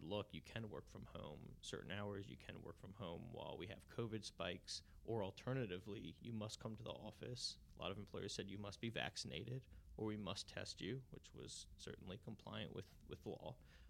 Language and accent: English; New Orleans, Louisiana, United States; From New Orleans, yep.